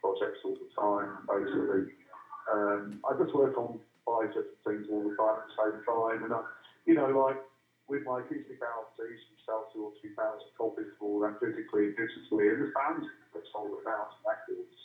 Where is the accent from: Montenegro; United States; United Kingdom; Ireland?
United Kingdom; Oxfordshire, South East England; But when we were young, we grew up in Oxfordshire. So I'm not from Oldham or Manchester or the North.